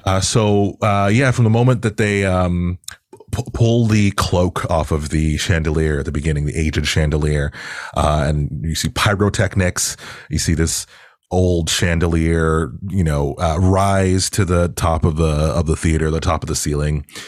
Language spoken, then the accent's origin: English; Toronto, Ontario, Canada; also born or lived in Pickering; I grew up in Agent Court in particular